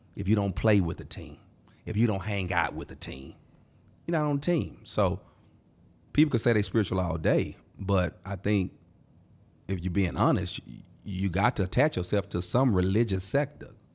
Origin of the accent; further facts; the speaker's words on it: Houston, Texas, United States; I'm from Houston